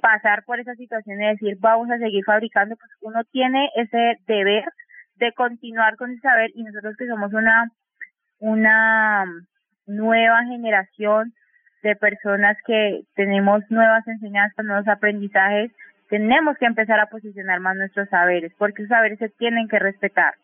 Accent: Cali, Valle del Cauca, Colombia; Yo siempre digo que soy caleña con corazón guapireño porque siento que soy parte del territorio

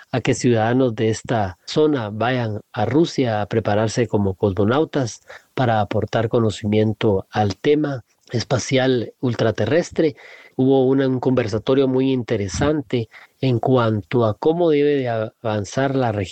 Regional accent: Honduras; tengo nueve años, soy de Honduras.

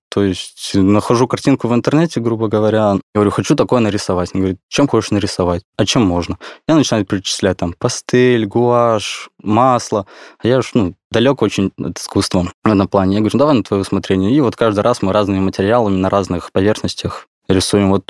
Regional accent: Khabarovsk, Khabarovsk Krai, Russia; now in Moscow, Russia; Да, я из Хабаровского края, родился в городе Хабаровск, там прожил всю свою жизнь.

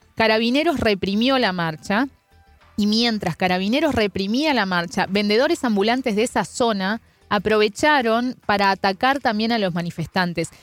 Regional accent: Uruguay; soy una uruguaya fallada, siempre digo, porque no tomo mate

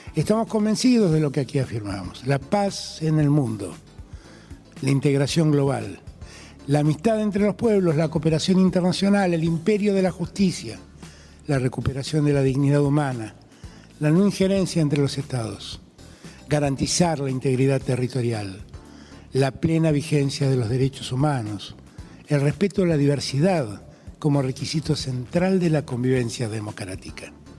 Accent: Argentina; mi país

